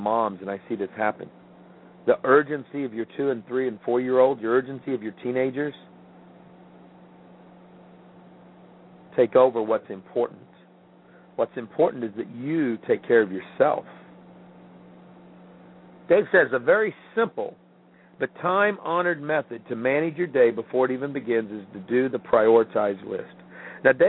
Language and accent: English; Midwest, United States; moved away; growing up in the Midwest